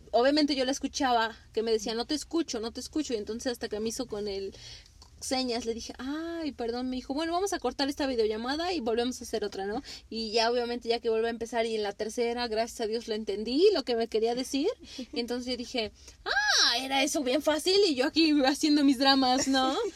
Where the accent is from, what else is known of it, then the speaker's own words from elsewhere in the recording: Mexico; Para nosotros este como mexicanos el chile